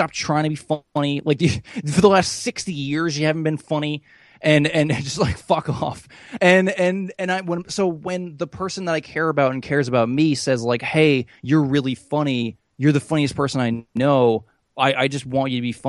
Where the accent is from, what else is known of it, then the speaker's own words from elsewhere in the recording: United States; I'm an American